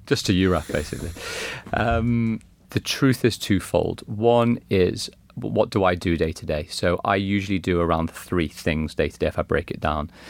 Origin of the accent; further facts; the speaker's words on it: Liverpool, North West England, United Kingdom; growing up in Liverpool as a kid